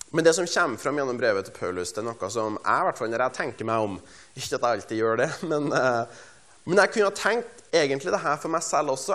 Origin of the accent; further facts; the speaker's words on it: Stjørdal, Trøndelag, Norway; jeg er fra Stjørdal i Trøndelag